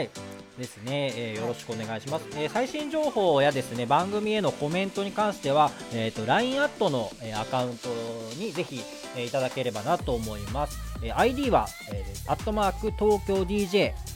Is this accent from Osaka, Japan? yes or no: yes; Osaka, Japan; accent: Kansai; moved away as an adult; now in Tokyo, Japan; めちゃめちゃイントネーションが関西で、えっと、大阪出身